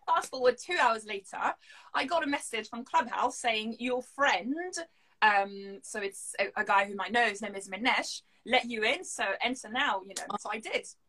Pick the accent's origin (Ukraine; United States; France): France; Lille, Hauts-de-France; accent: French; first language French; English is a second language; moved away as an adult; now in London, United Kingdom; I'm from Lille, the north of France